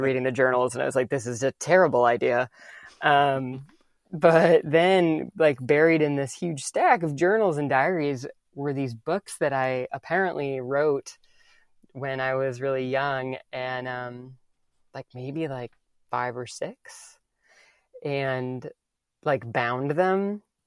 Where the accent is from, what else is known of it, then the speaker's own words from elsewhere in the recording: the Midwest, Madison area, Wisconsin, United States; moved away as an adult; now in New York, United States; Growing up in the Midwest, like, farm family